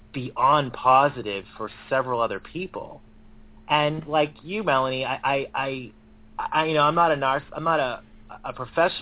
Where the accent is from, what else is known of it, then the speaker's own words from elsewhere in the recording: Boston, Massachusetts, United States; my hometown city